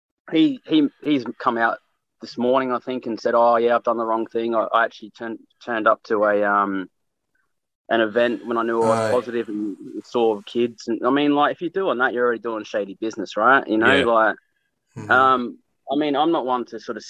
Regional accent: Australia; also born or lived in Newcastle; now in Brisbane, Australia

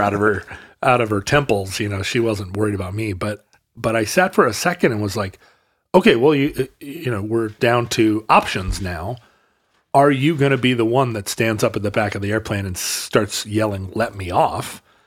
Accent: Alaska, United States; growing up in Alaska

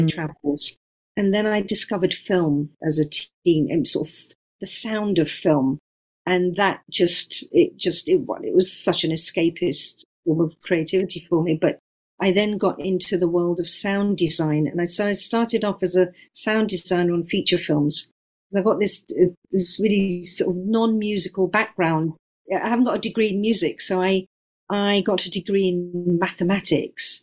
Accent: London, United Kingdom; born or raised there

